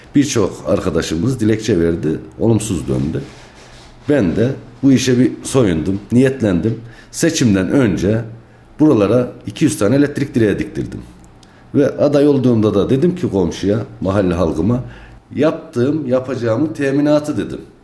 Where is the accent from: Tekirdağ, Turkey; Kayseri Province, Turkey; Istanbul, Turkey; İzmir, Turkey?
Kayseri Province, Turkey; Kayseri; 1-1-1973 Kayseri Küçükbürünüz doğumluyum